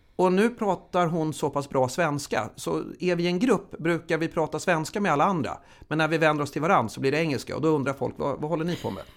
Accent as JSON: {"language": "Swedish", "town": "Huddinge", "region": "Stockholm County", "country": "Sweden", "tie": "born or raised there", "said": "Jag är uppvuxen i Huddinge"}